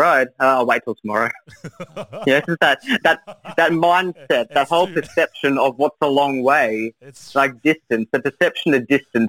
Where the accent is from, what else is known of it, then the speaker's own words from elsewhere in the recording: Newcastle, New South Wales, Australia; born there; I always supported New South Wales because I was born in Newcastle, so I did the full loop.